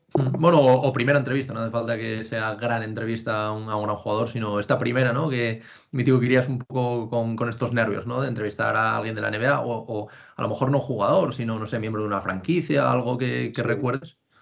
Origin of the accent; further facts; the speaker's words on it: Asturias, Spain; moved away as an adult; now in Madrid, Spain; aunque llevo ya seis años viviendo en Madrid, soy de Asturias también